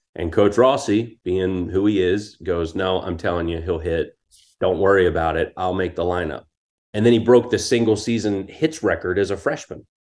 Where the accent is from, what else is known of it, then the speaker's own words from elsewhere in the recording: Maryland, United States; now in Harrisonburg, United States; growing up in Maryland, growing up probably two and a half hours from here in Harrisonburg